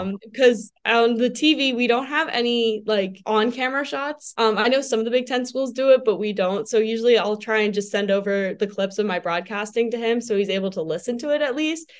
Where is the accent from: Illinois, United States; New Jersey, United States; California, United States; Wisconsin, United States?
New Jersey, United States; accent: New Jersey; moved away as an adult; now in Madison, United States; how much of a New Jersey accent I had